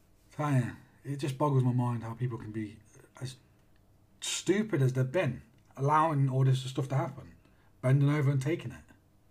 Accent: Australia; I'm fucking Australian. What do I care about what Australians think?

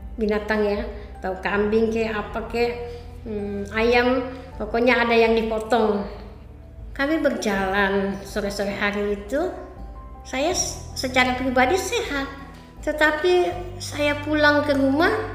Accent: Merongeng, North Sulawesi, Indonesia; moved away; kampung saya di Merongeng

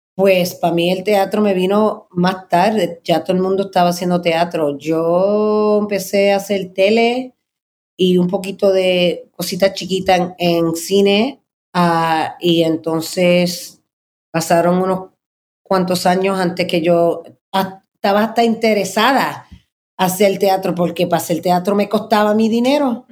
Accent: New York City, New York, United States; yo me crié en Manhattan

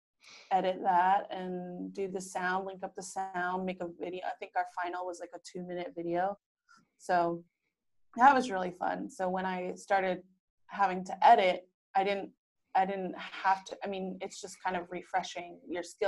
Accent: San Diego, California, United States; moved away as an adult; also born or lived in New York; now in San Diego, United States; I am from San Diego, born and raised

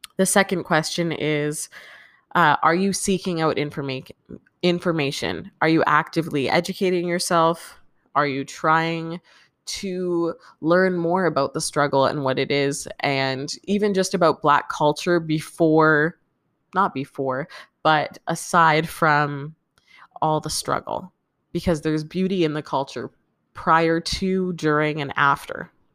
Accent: Canada; I'm Canadian

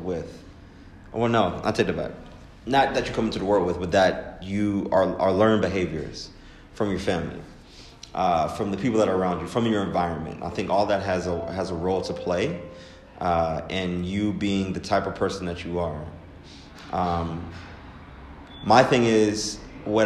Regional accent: Pittsburgh, Pennsylvania, United States; also born or lived in Baltimore, Maryland; I am from Pittsburgh, Pennsylvania

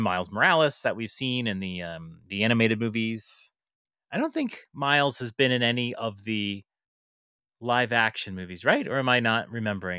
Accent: New York City, New York, United States; as a New Yorker

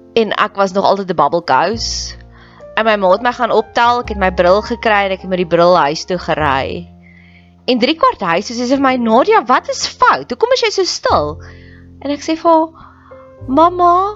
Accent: Welkom, Free State, South Africa; Ek het in Welkom groot geword

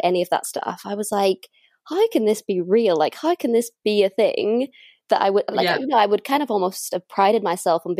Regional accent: north coast of Northern Ireland, United Kingdom; moved away as an adult; now in London, United Kingdom; home for me is at the north coast of Northern Ireland.

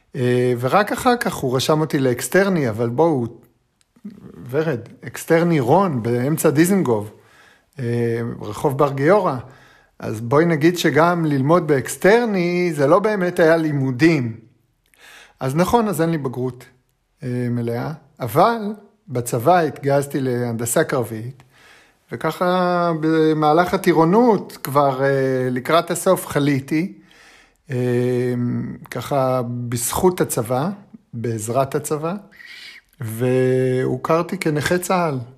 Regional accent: Holon, Tel Aviv District, Israel; אני גדלתי, את יודעת, בחולון

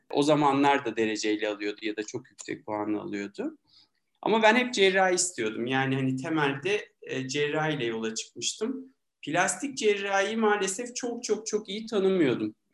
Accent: Milas, Muğla, Turkey; Tabii ki 1975 Milas Muğla doğumluyum. Egeliyim yani. İlkokulu orada okudum. Sonra İzmir'de ortaokul, tekrar Milas'ta lise derken Hacettepe'ye geldim tıp fakültesine.

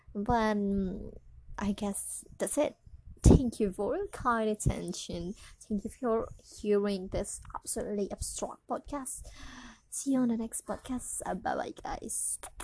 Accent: Indonesia; English is a second language; So it's not my mother tongue. My mother tongue, tongue, tongue. Uh, like I'm Indonesian

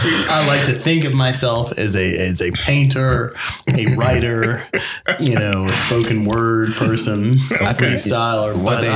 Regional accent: Northern Virginia, United States; I grew up, I live in Northern Virginia now, and I'm a Northern Virginia native

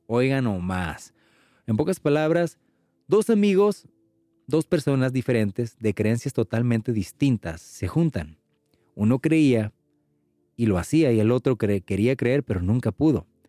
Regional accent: Mexico; los que somos mexicanos

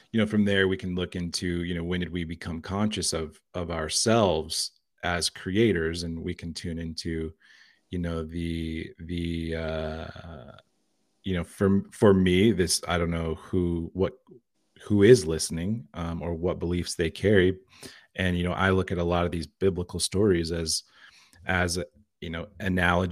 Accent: Liberal, Kansas, United States; I was born in Liberal, Kansas

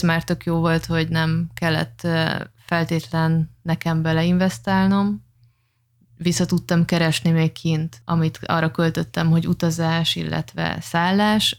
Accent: Oroszlány, Komárom-Esztergom, Hungary; moved away as an adult; also born or lived in Dubai; mind a ketten egy, ö, tetabánya melletti kis bányászvárosból származunk

